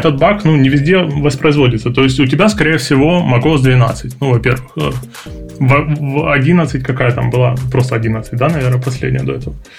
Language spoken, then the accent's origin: Russian; Ukraine; я из Украины